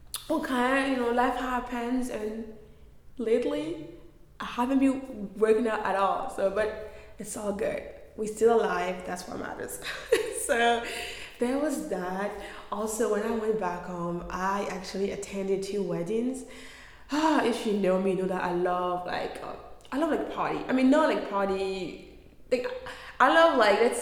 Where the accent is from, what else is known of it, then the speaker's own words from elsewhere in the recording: Côte d’Ivoire; moved away; I am from Ivory Coast. I was born and raised in Cote d'Ivoire.